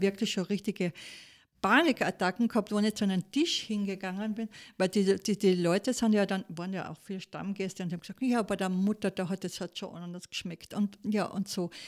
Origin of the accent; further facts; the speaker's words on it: Saalfelden, Salzburg, Austria; also born or lived in Munich / Kitzbühel; ich komme aus Saalfelden, Zell am See